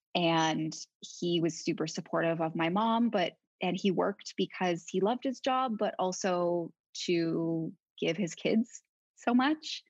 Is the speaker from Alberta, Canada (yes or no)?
no; Toronto, Ontario, Canada; moved away as an adult; now in Paris, France; I was born and born in Toronto, but raised just outside the city in the suburbs